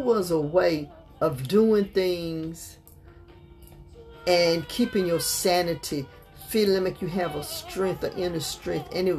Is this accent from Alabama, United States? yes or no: yes; Montgomery, Alabama, United States; also born or lived in New York; when I was coming up, we came here from New York. You know, Montgomery, Alabama was really country